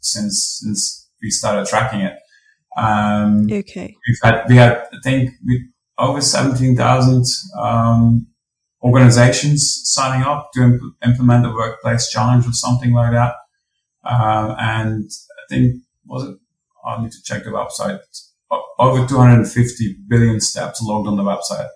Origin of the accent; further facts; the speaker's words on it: Belgium; now in Australia; I am from Belgium